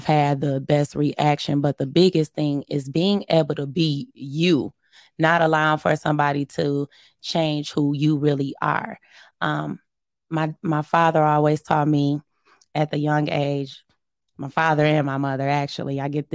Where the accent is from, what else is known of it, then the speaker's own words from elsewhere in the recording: Muskegon, Michigan, United States; we're from Muskegon